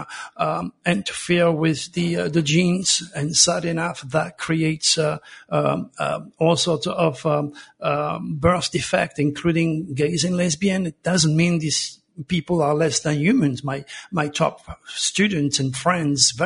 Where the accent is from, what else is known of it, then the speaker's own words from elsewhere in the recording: Provence-Alpes-Côte d'Azur, France; moved away; I was born in Provence under the same stars as Nostradamus